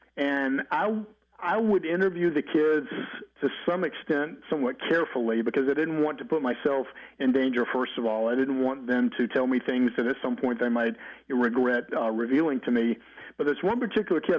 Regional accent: Mobile, Alabama, United States; moved away; also born or lived in California; I'm from Mobile, Alabama, but also lived in California for about 15 and a half years as well

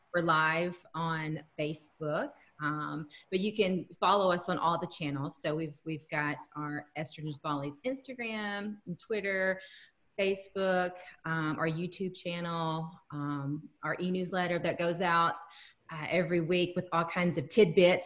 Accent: Texas, United States; now in Minnesota, United States; oh honey texas

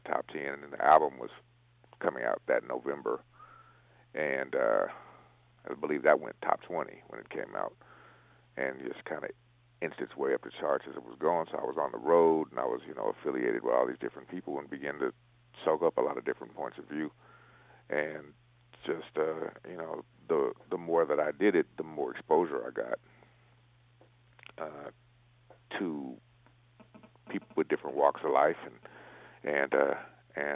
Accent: San Francisco, California, United States; also born or lived in Oakland / Davis; grew up and born and raised in San Francisco

